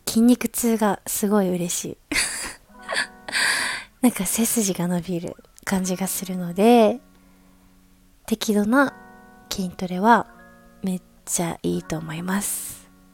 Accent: Ikoma, Nara, Japan; now in Tokyo, Japan; 私は奈良県生駒市出身ということで

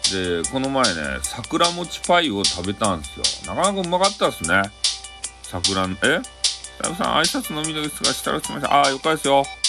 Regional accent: Fukuoka, Japan; accent: Hakata-ben; 俺の博多弁

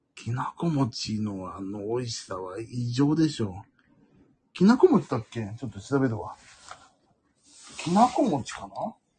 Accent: Kanagawa, Japan; 東京人として、まあ、かっこ神奈川

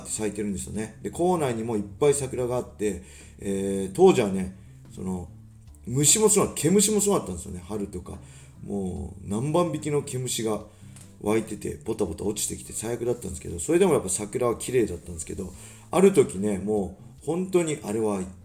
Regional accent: Tsuchiura, Ibaraki, Japan; 土浦三高っていう高校出身なんですけど

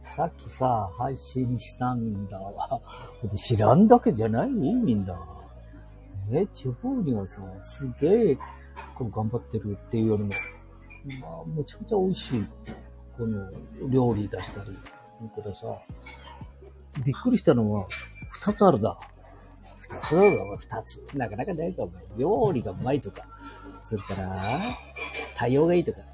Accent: Handa, Aichi, Japan; この地元

